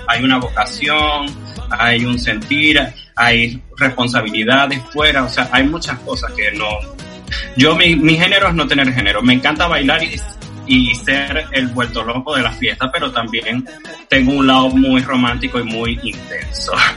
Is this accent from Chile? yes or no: no; Venezuela; moved away; soy un venezolano que soy inmigrante que viene